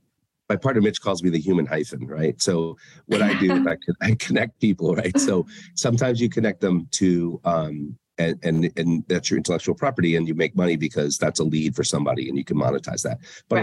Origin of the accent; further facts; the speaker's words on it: Denver, Colorado, United States; I mean, listen, growing up in Denver in that world, your fire inspector could be the villain or greatest person ever.